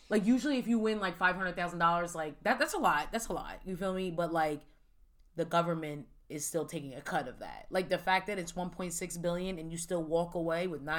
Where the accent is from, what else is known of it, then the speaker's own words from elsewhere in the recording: the South, United States; I'm from the South, technically. My parents live down there.